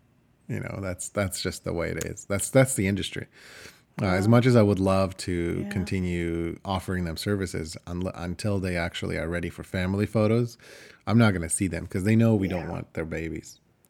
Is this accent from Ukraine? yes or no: yes; Ukraine; first language Ukrainian; English is a second language; now in Canada; My first language is Ukrainian. My second language is Russian. And, you know, there's even another couple of languages that can sneak in between before I learned how to speak English. And I mean, I can't really use it as an excuse anymore. I've been in Canada for 25 years